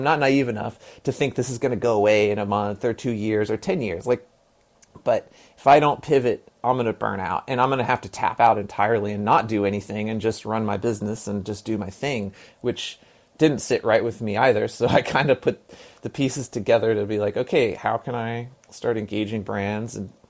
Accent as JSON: {"language": "English", "region": "Texas", "country": "United States", "tie": "born there", "said": "I was born in Texas. My dad was born in Piggott, Arkansas, in eastern Arkansas."}